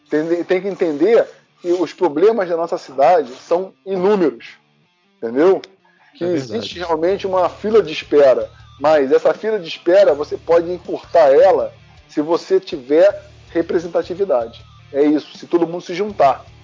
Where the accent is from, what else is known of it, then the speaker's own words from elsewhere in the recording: Rio de Janeiro, Brazil; Aí o pessoal uhum. de Jacarepaguá me ligando, aí eu falei, ah, eu sou de Jacarepaguá, aí eu tenho um grupo tal.